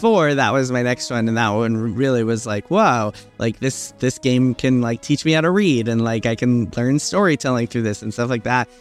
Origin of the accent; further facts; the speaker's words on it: New York City, New York, United States; also born or lived in Queens; I was born in Manhattan. I've been in New York my, pretty much my whole life